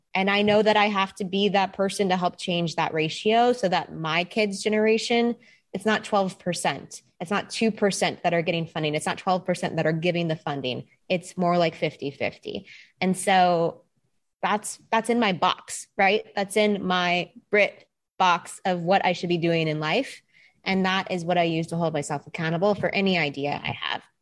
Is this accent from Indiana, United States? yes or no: no; Texas, United States; moved away; I am originally from Texas.